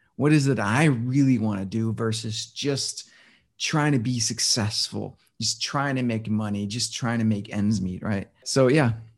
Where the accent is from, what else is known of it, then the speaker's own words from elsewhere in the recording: Denmark; moved away; I was born and raised in Denmark